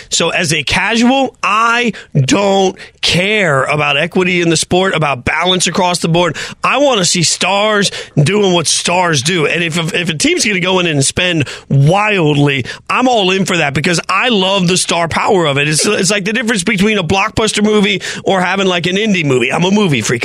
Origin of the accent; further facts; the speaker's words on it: Las Vegas, Nevada, United States; moved away; y'all know I'm from Vegas originally.